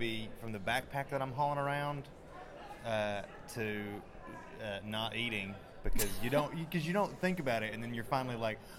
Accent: United States

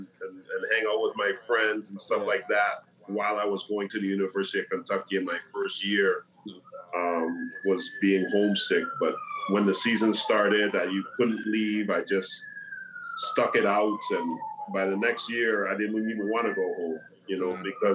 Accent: Toronto, Ontario, Canada; born or raised there

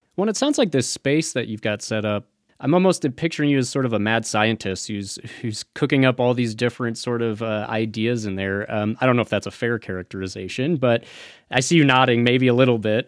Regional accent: Midwest, United States; now in Las Vegas, United States; I'm from the Midwest myself, so I, I have a little bit of that experience of coming out here

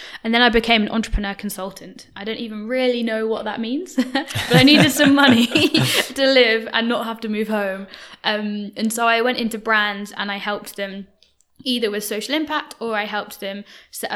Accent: Birmingham, West Midlands, United Kingdom; now in London, United Kingdom; I'm not from London. I'm from Birmingham

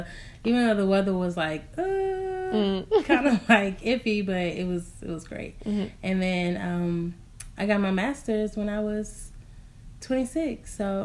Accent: Houston, Texas, United States; I'm from Houston, Texas.

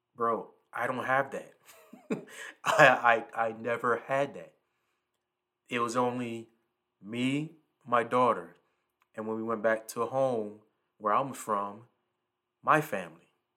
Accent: the Lowcountry, the South, United States; I'm from the South. I'm from the low country

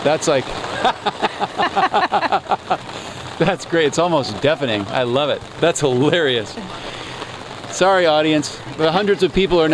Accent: Kirkland, Washington, United States; my hometown of Kirkland

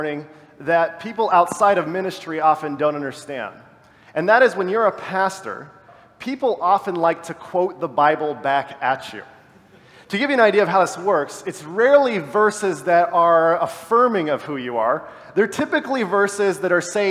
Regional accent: about an hour east of Los Angeles, Southern California, United States; I come from Southern California, about an hour east of Los Angeles

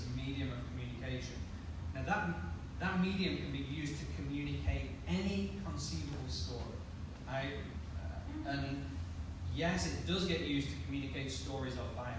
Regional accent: United Kingdom; I'm British.

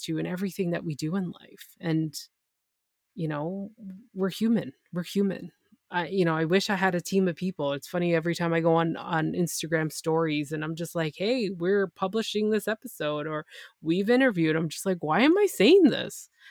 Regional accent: Canada; I'm Canadian

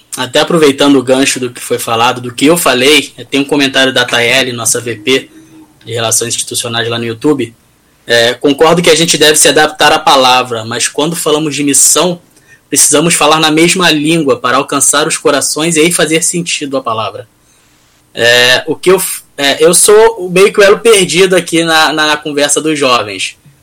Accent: Rio de Janeiro, Brazil; Eu sou do Rio

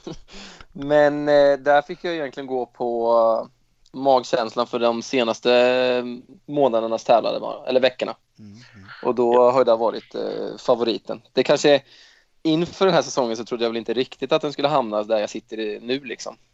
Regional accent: Östergötland, Sweden; accent: östgötska; jag tror väl att jag har lite mindre östgötska

